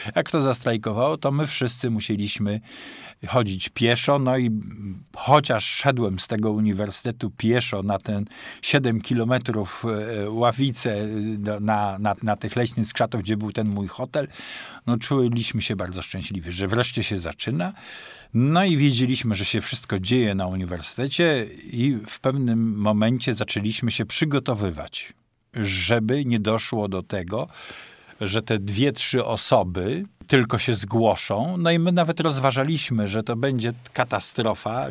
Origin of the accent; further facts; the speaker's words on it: Toruń, Kuyavian-Pomeranian Voivodeship, Poland; moved away as an adult; now in Poznań, Poland; przybyłem e, z Torunia, tam skończyłem w 74 roku studia